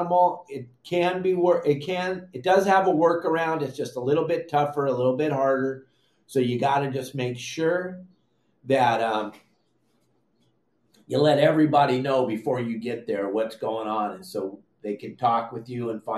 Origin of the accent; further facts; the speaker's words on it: Southern California, United States; You and I grew up fishing in Southern California